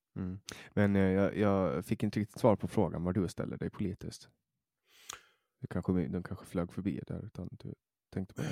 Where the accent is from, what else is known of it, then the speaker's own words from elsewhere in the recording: Åland Islands; från mitt perspektiv som ålänning